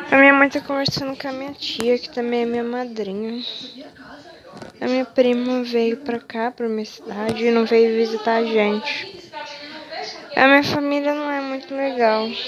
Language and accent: Portuguese; São Paulo, Brazil; Sou de São Paulo, tenho 16 anos e eu vou fazer 17 daqui dois meses.